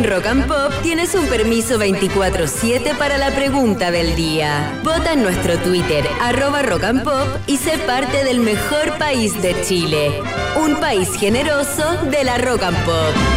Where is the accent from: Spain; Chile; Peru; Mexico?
Peru; en mi país actué en dos novelas